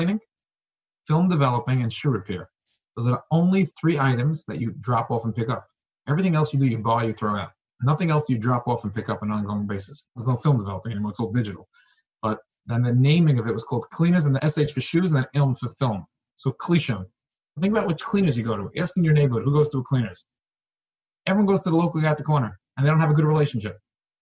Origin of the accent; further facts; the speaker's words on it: New York City, New York, United States; I was born in Brooklyn, New York